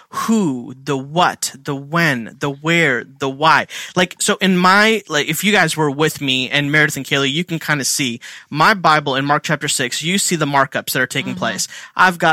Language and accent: English; India; now in Philadelphia, United States; I'm Indian